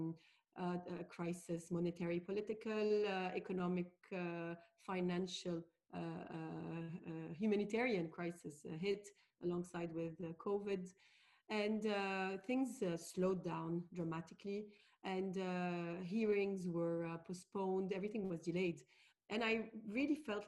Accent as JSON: {"language": "English", "town": "Beirut", "region": "Beirut Governorate", "country": "Lebanon", "tie": "born or raised there", "also_born_or_lived": "Paris, France / London, United Kingdom", "said": "I'm a Lebanese lawyer. I was born and raised in Beirut"}